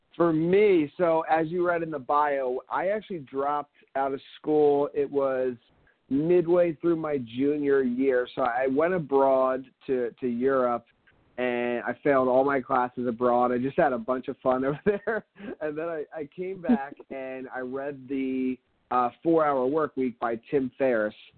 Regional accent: Philadelphia, Pennsylvania, United States; now in Miami, United States; I'm originally from Philadelphia. And now I live down here in Miami

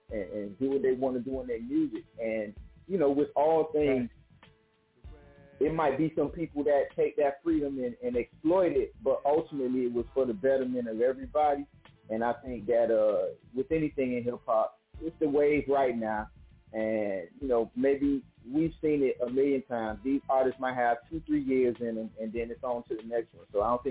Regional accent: Dade County, Florida, United States; I'm from Dade County

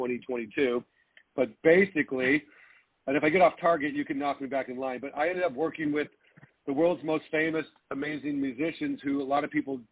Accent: Laguna Beach, California, United States; also born or lived in Los Angeles / San Francisco Bay Area; Born and raised in Laguna Beach, Corona Del Mar, California

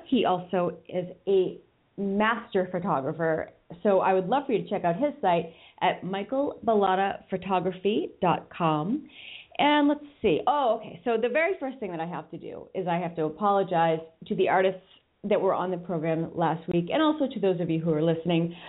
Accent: Boston, Massachusetts, United States; now in California, United States; I'm in California and I'm from Boston

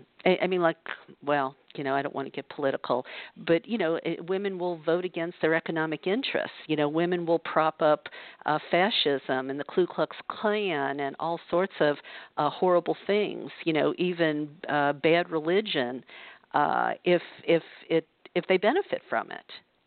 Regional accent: the South, United States; because I know that's what it was like for me growing up in the South.

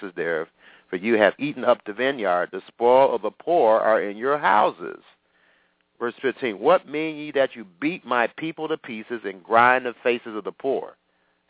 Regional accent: United States; I'm talking as an American citizen

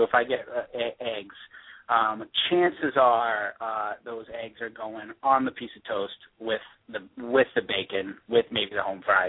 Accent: Somerville, Massachusetts, United States; moved away as an adult; also born or lived in New York City; I grew up in Somerville, so right around right near Davis Square.

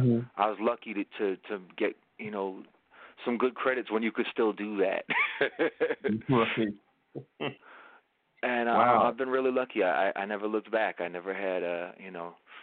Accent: Long Island, New York, United States; I'm from Long Island

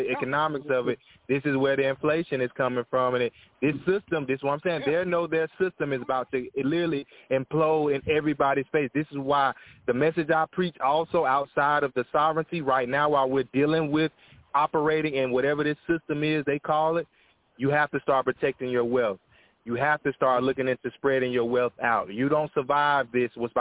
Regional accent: United States; I am American. I was born here.

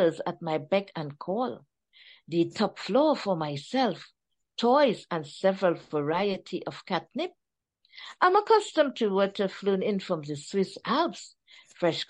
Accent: Trinidad & Tobago; accent: Trini; my Trini accent

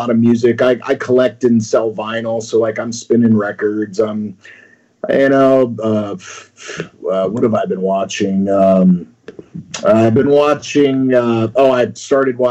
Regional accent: Florida, United States; moved away as an adult; also born or lived in New York; now in California, United States; I moved to Florida like most New Yorkers

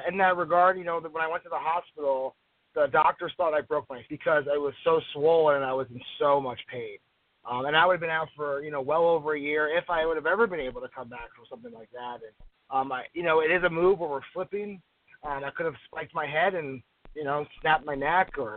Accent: New Jersey, United States; moved away as an adult; when I was younger, I grew up in New Jersey

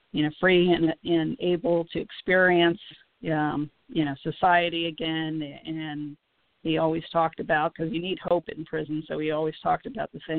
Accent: United States; as a child and during my formative years and stuff, I we grew up in the United States

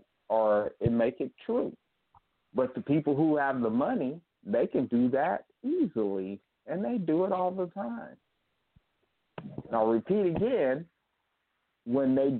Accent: Kern County, California, United States; moved away; I'm from Kern County

